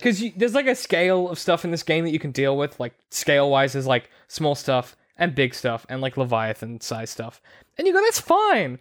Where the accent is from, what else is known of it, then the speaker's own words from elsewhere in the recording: Australia; growing up in Australia, like, we're on the coast here